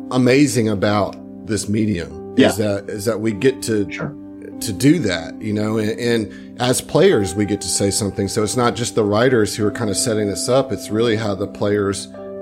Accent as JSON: {"language": "English", "region": "the South", "country": "United States", "said": "We're from the South"}